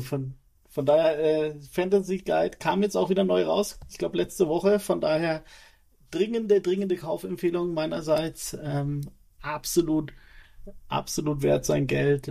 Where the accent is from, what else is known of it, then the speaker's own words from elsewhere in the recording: Erlangen, Bavaria, Germany; also born or lived in Nuremberg; gebürtig komme ich aus Erlangen